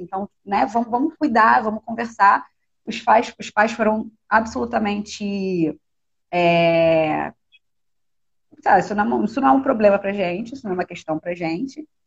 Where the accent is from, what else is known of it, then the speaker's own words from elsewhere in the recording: Rio de Janeiro, Brazil; eu nasci em Anchieta, que é um bairro da Zona Norte, subúrbio do Rio de Janeiro